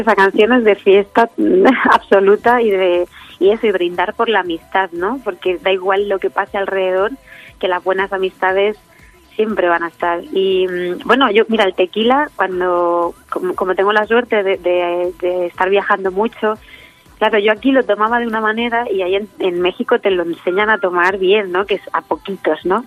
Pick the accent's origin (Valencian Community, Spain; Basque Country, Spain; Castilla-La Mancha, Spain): Castilla-La Mancha, Spain; Letur; en mi pueblo donde me he criado, en Letún, en la Sierra del Segura de Albacete